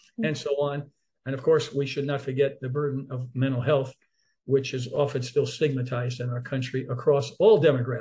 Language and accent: English; New York City, New York, United States; growing up in Harlem in New York City